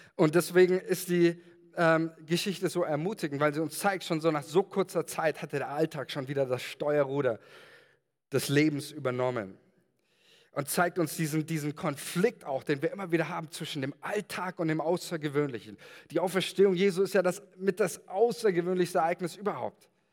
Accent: Germany; als Deutsche

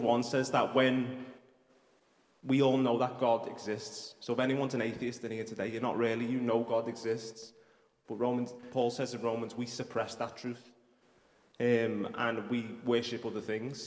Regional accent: Liverpool, North West England, United Kingdom; accent: Scouse; I'm from Toxteth, just down the road

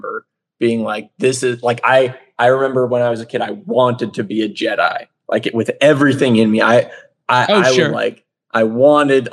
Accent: Carthage, Missouri, United States; moved away as an adult; now in Georgia, United States; I'm from a small town in Southwest Missouri called Carthage

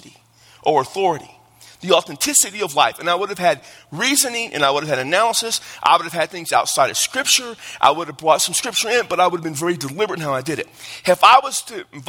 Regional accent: Texas, United States; I'm from Texas.

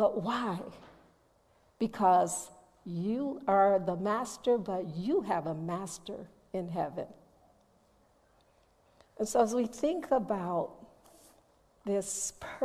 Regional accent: Chicago, Illinois, United States; I'm from Chicago

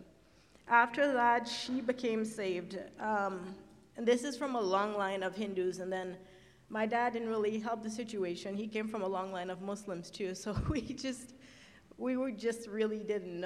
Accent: Trinidad & Tobago; moved away; where my family is from, we're from Trinidad instead.

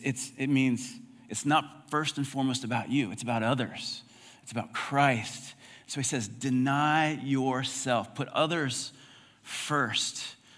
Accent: United States; It's very broad. I'm American.

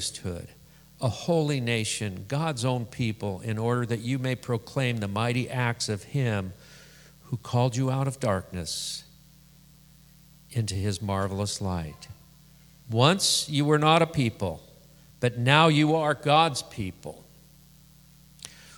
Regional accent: Scotland, United Kingdom; I'm Scottish.

